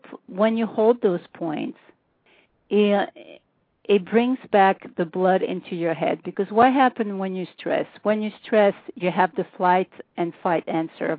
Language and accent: English; France; accent: French